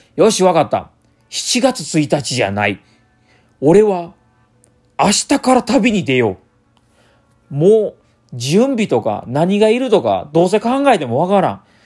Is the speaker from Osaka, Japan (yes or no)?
yes; Osaka, Japan; 僕大阪生まれ大阪育ちなんですけども